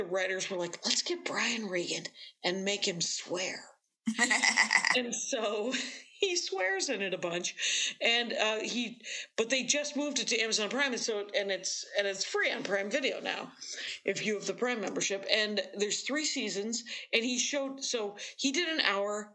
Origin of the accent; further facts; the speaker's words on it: Wisconsin, United States; I'm from Wisconsin.